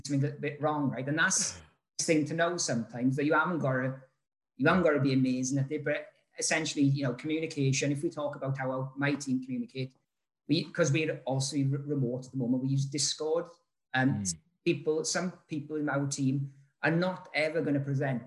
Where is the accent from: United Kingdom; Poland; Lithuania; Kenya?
United Kingdom; Rhondda Valley, Wales; also born or lived in London; I'm from the Rhondda Valley. I loved it, but it's like, it's supposed to be the most deprived place in the UK and whatever, right? But I still live here